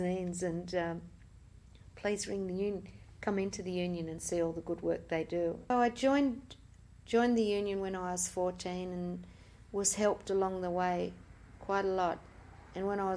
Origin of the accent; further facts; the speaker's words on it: Australia; we're Australian in Australia